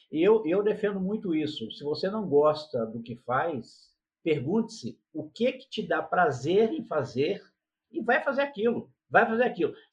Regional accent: São Paulo, Brazil; also born or lived in Rio de Janeiro; now in Petrópolis, Brazil; Eu nasci no estado do Rio de Janeiro, fui criado em São Paulo, quer dizer, morei alguns anos em São Paulo, depois vim para Petrópolis.

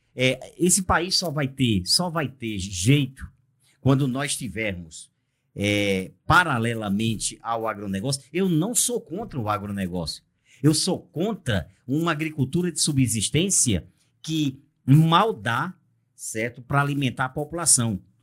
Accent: Brazil; como brasileiro que sou

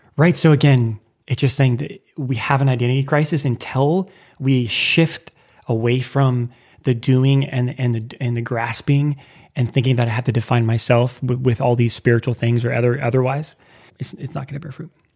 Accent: Lincoln, Nebraska, United States; moved away as an adult; now in New York City, United States; I moved from Nebraska, my hometown, Lincoln, Nebraska.

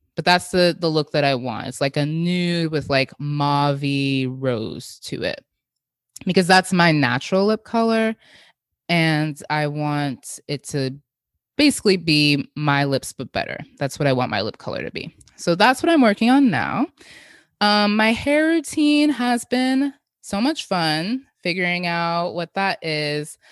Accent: Jamaica; as a Jamaican, we have a lot of blending in our cuisines that I grew up

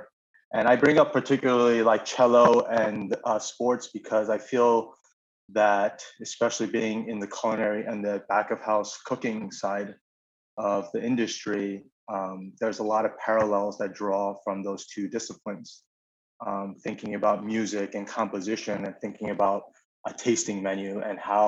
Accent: Syosset, New York, United States; I grew up in Long Island in a small town called Syosset.

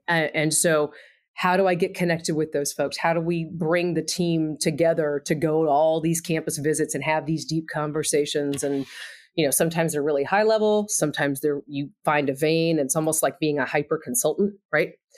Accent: Texas, United States; also born or lived in Indiana; now in Bloomington, United States; I am from Texas

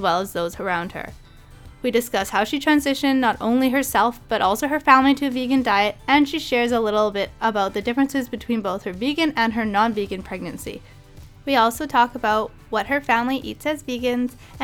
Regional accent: Prince Rupert, British Columbia, Canada; our hometown is called Prince Rupert

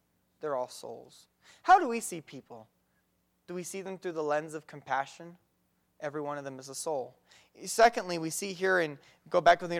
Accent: Mexico; No, I grew up in Mexico doing some karate for a couple years and martial arts

